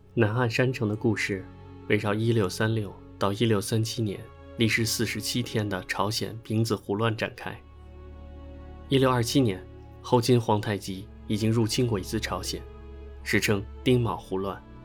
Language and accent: Chinese; China; 作为中国人